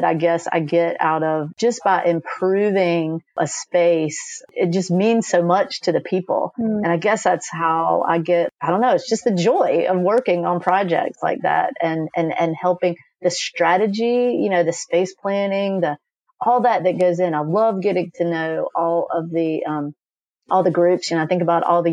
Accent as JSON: {"language": "English", "town": "Raleigh", "region": "North Carolina", "country": "United States", "tie": "born or raised there", "said": "I grew up in Raleigh."}